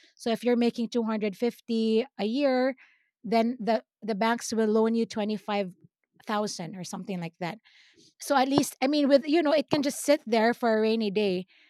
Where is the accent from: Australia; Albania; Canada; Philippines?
Philippines; accent: Filipino; now in United States; sometimes my Filipino accent comes out